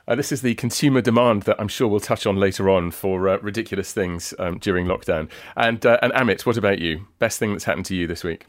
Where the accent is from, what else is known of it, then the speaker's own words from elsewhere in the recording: south coast of England, United Kingdom; talking to you from my hometown on the south coast of England.